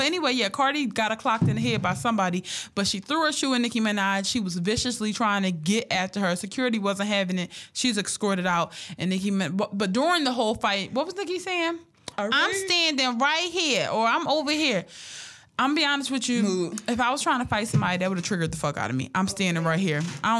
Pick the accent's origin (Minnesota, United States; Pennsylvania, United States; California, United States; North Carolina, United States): Pennsylvania, United States; Philadelphia; But because I'm from Philly, he was right.